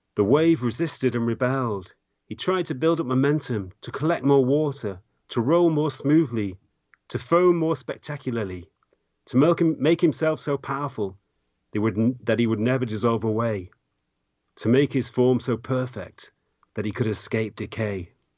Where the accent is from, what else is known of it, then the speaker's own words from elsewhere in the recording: England, United Kingdom; I grew up in England in the 1980s